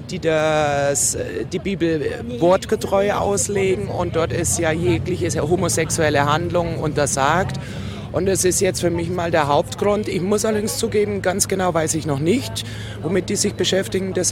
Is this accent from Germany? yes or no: yes; Munich, Bavaria, Germany; ich denke mir, es ist äh, nicht nur als Münchnerin Zeit, ein Zeichen zu setzen